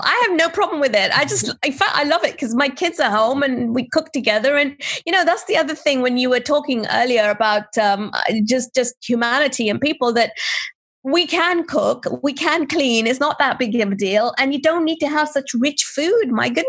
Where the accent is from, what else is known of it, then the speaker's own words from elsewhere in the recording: India; born there; So my name, I'm of Indian origin. I was born in India